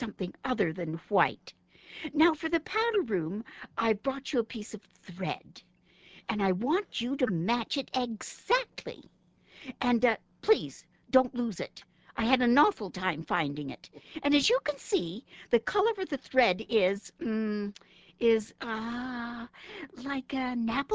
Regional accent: Canada; moved away as an adult; I grew up in Canada, and I studied there

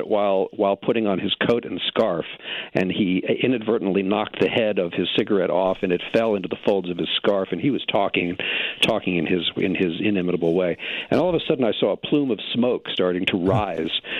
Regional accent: New York City, New York, United States; I grew up on the Upper West Side of Manhattan

